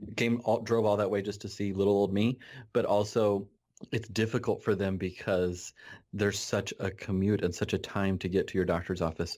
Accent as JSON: {"language": "English", "region": "Nebraska", "country": "United States", "tie": "born or raised there", "said": "I am a, uh, pediatrician in Nebraska. I grew up in my home, or I grew up here where I'm working. I'm back in my hometown"}